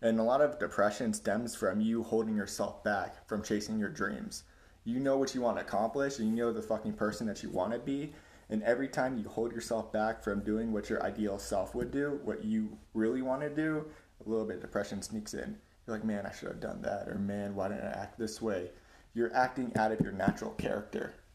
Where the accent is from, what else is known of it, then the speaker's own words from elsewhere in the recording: Florida, United States; I'm from Florida. Yeah, there's a lot of fucking crazy people in Florida. I can attest to that 100%. And my family was kind of one of them. I had a very unstable childhood growing up